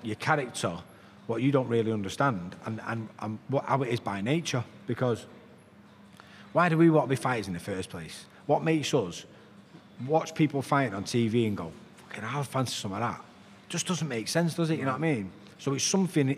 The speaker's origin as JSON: {"language": "English", "town": "Salford", "region": "North West England", "country": "United Kingdom", "tie": "born or raised there", "said": "I'm from Walkden in Salford."}